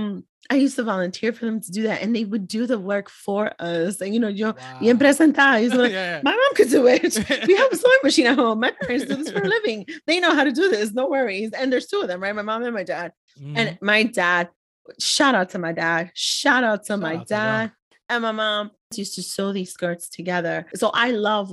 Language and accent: English; New York City, New York, United States; me being a daughter of immigrant parents, Ecuadorian, born and raised in the Bronx